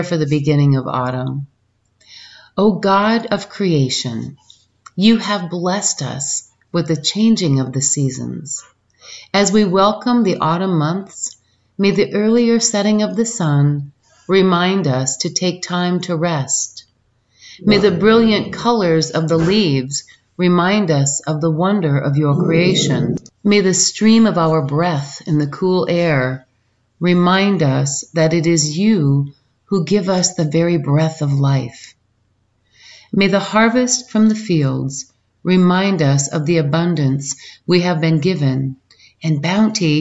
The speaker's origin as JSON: {"language": "English", "region": "Michigan", "country": "United States", "tie": "born or raised there", "said": "as a kid when I was raised in Michigan"}